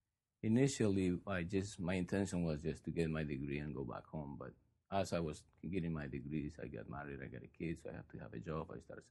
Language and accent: English; Peru; moved away as an adult; now in Oregon, United States; I was born and raised in Peru. Mm-hmm. I lived there half of my life, a little less than half now, but 21 years. Graduated from school there, and I got my BSW also from Peru